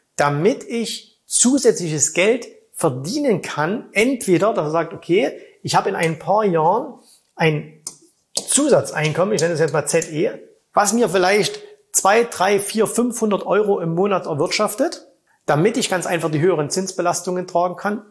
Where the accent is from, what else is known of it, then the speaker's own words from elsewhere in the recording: Saxony, Germany; bei uns in Sachsen